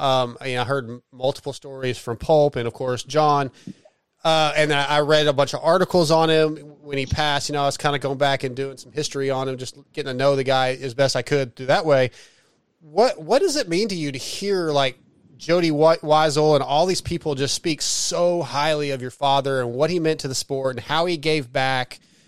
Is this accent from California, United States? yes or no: yes; San Diego, California, United States; born there; I'm in Texas now, but I was born in San Diego, 75.